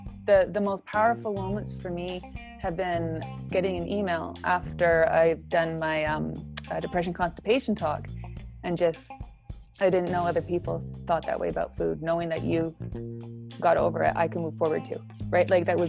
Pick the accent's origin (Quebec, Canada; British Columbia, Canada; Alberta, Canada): Alberta, Canada; Edmonton; I grew up in Edmonton and I was part of Kokopelli, a choir there.